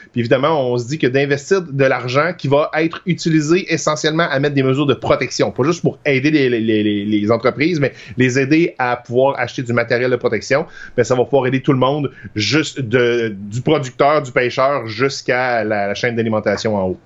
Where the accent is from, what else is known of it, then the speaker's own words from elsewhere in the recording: Trois-Rivières, Quebec, Canada; je viens de Trois-Rivières, puis ma famille est à Lac Mégantic